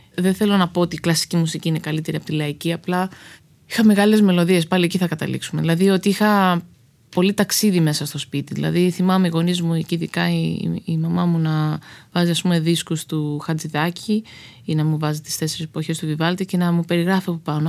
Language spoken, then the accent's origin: Greek; Karpenisi, Central Greece, Greece; moved away as an adult; also born or lived in Athens / Lamia / New York / Los Angeles; now in Spetses, Greece; εγώ μεγάλωσα στο Καρπενήσι